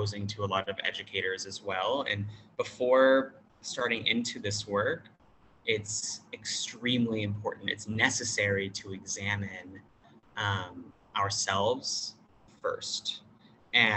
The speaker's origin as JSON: {"language": "English", "country": "United States", "moved": "as an adult", "lives_now": "Thailand", "said": "English speaker, American."}